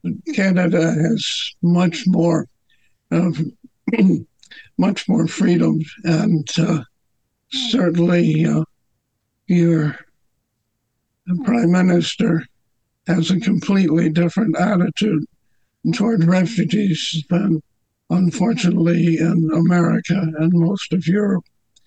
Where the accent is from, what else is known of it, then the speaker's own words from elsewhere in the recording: Glen Ridge, New Jersey, United States; I grew up in Glen Ridge, New Jersey.